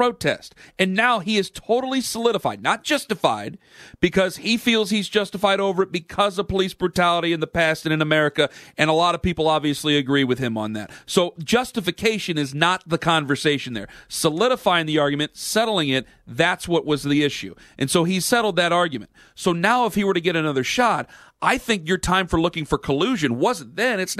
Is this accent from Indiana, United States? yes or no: no; Ohio, United States; I'm from Ohio